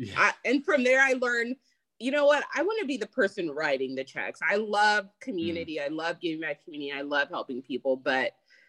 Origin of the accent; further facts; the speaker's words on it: Texas, United States; I love Texas. I'm a Texas girl, born and raised here in Texas. But it's more than just saying, hey, I'm from Texas.